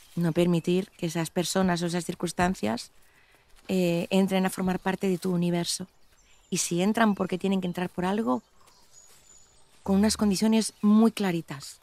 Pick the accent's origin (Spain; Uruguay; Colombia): Spain; Cantabria; moved away; me llaman como cántabra